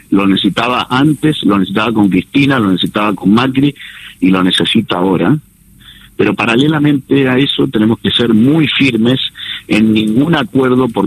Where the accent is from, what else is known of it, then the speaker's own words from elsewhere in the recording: Valle de Uco, Mendoza, Argentina; Soy nacido y criado ahí en el Valle de Uco